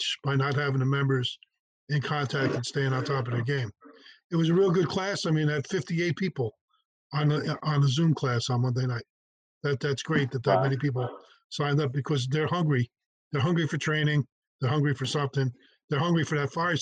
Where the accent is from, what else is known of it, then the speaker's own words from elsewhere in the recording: Maywood, New Jersey, United States; the department that I joined, my hometown fire department, Maywood